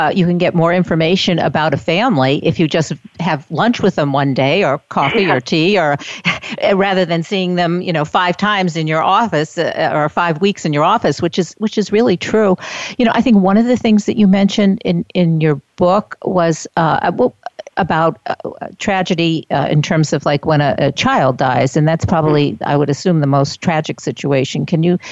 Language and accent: English; Albany, New York, United States; I'm from Albany, New York